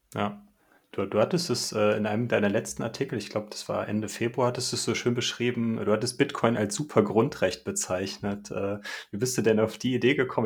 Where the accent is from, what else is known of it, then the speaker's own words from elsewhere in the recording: Germany; bei uns in Deutschland